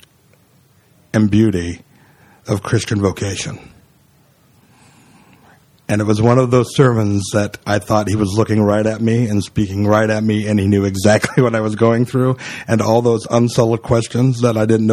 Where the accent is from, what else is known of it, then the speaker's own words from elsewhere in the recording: California, United States; moved away as an adult; now in Brooklyn, United States; I was from California. I came 2,752 miles